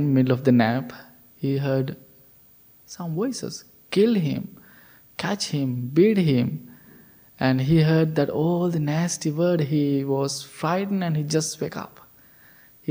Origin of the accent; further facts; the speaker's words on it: Sri Lanka; moved away; we all the monks, we are from Sri Lanka